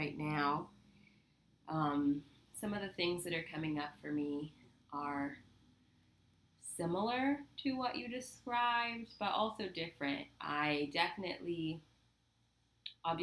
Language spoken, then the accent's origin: English; Southern California, United States; growing up in Southern California, which is like the liberalist of the liberal